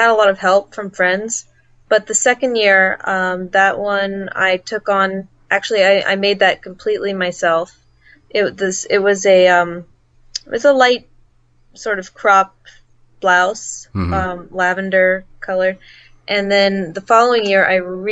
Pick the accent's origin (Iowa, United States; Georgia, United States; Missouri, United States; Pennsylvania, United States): Pennsylvania, United States; Pittsburgh; I'm from Pittsburgh, Pennsylvania.